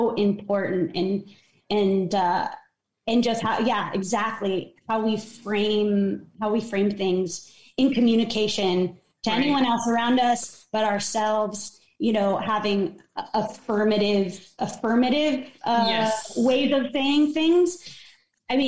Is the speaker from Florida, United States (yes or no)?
no; San Diego, California, United States; I grew up in Southern California in a beach town, in North County, San Diego